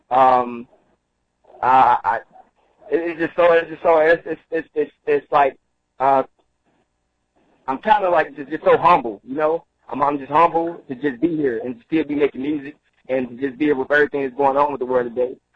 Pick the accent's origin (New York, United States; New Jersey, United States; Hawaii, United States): New Jersey, United States; Roselle; also born or lived in Halifax County, North Carolina; I'm from Roselle, New Jersey. That's where I was. That's where I was raised up at. But I was actually birthed and born in North Carolina, a small town by the name of Halifax County.